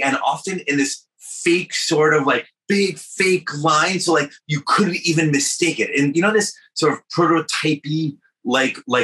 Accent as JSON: {"language": "English", "region": "New York", "country": "United States", "said": "I'm from New York"}